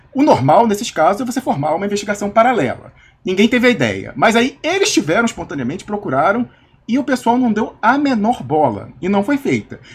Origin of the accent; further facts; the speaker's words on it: Brazil; now in Switzerland; de onde você é? Eu falei: do Brasil